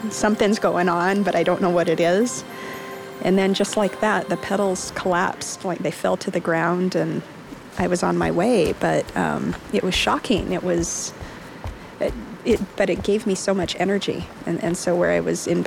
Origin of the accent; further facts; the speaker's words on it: Salt Lake City, Utah, United States; I'm from Salt Lake City